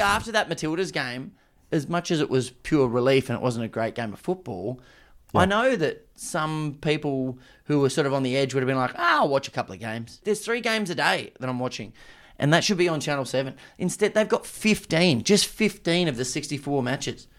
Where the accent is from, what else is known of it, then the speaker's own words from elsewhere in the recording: Australia; as an Australian, how good's this?